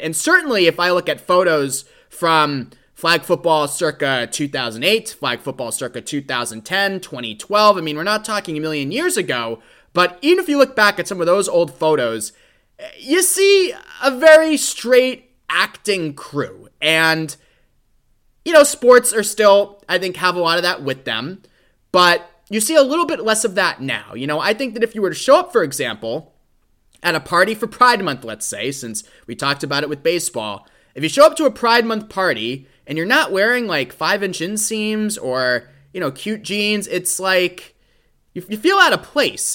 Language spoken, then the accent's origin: English; Boston, Massachusetts, United States; Here in my hometown of Boston